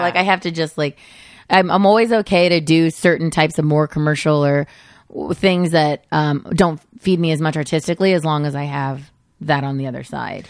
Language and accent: English; Modesto, California, United States; moved away as an adult; I grew up in Modesto